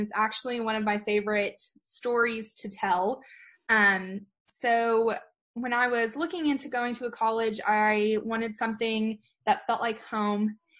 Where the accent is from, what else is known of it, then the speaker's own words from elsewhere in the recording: Prosper, Texas, United States; also born or lived in Lubbock, Texas; So I grew up in a little suburb outside of Dallas. It's called Prosper, Texas, and I grew up raising cattle and swine.